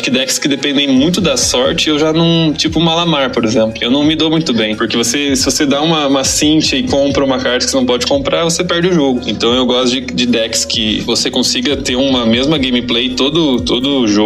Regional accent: Curitiba, Paraná, Brazil; Sou de Curitiba.

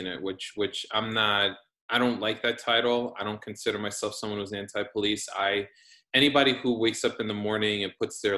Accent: New York City, New York, United States; moved away as an adult; now in Long Island, United States; right now I'm in Long Island, just moved here a couple of weeks ago, but was born and raised in Queens.

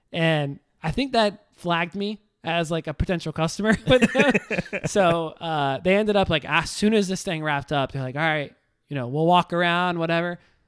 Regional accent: the South, United States; I mean, I'm just an American, live in the South.

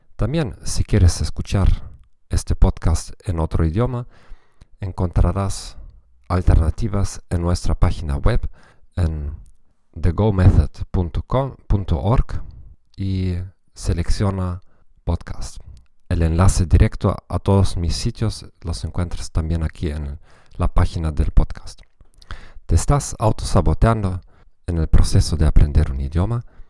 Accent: Germany; Spanish is a second language; para mí como alemán

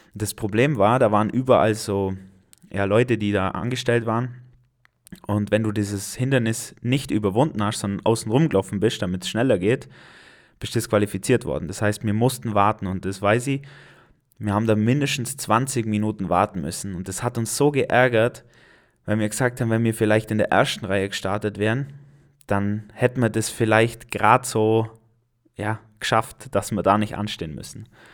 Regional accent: Allgäu, Germany; hier bei uns im Allgäu

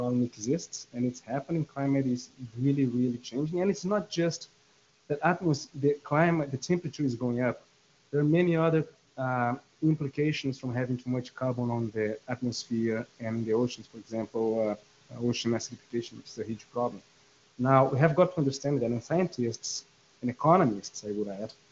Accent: Brazil; I'm from Brazil

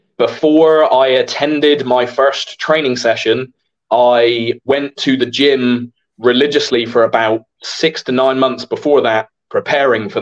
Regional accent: Holsworthy, South West England, United Kingdom; Holsworthy, in my hometown

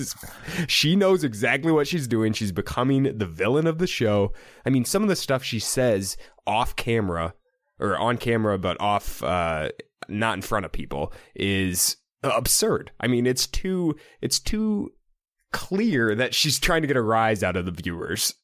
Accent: Iowa, United States; to a kid grew, growing up in the Midwest

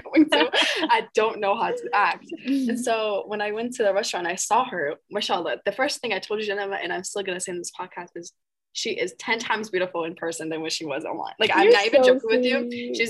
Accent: Wisconsin, United States; I'm from Wisconsin

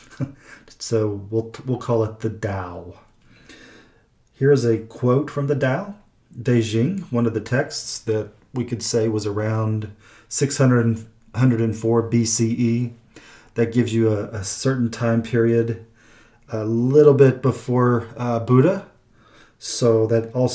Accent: Midwest, United States; also born or lived in Oklahoma / Missouri; I am from the Midwest, so Midwest in Oklahoma and other places, Missouri as well

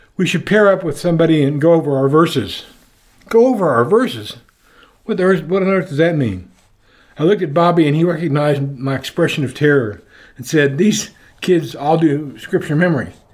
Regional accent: Oklahoma City, Oklahoma, United States; Growing up in Oklahoma City

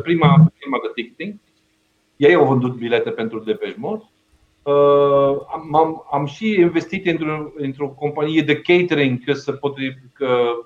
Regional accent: Belgium; Romanian is a second language; moved away as an adult; now in Romania; am plecat din Belgia în 97

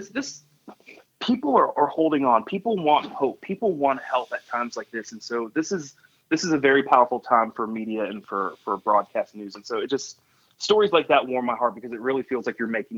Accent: Columbia, South Carolina, United States; moved away as an adult; also born or lived in Myrtle Beach, South Carolina / Wilmington, North Carolina / Madison, Wisconsin; my hometown of Columbia

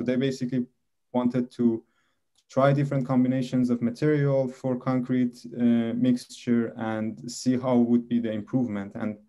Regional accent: Tehran, Tehran Province, Iran; moved away; I'm originally from Iran, and I was born in the capital city in Tehran, and I was all my life studying there, living there.

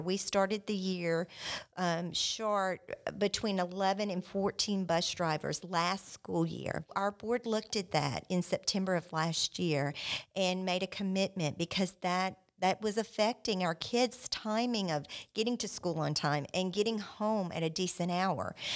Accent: South Louisiana, United States; now in Joshua, United States; I grew up in South Louisiana

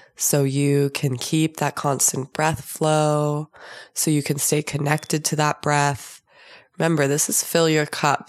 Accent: Southern California, United States; I was born and raised in Southern California

